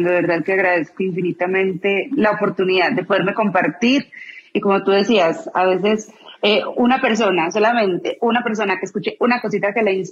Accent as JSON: {"language": "Spanish", "town": "Medellín", "region": "Antioquia", "country": "Colombia", "tie": "born there", "said": "Soy colombiana, nací en Medellín, Colombia, si no me siento en el acento, me voy a poner a llorar."}